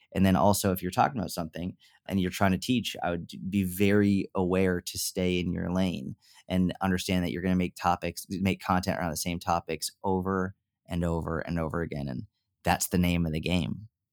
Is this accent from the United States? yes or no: yes; Northeast, United States; now in Dallas, United States; I grew up in the Northeast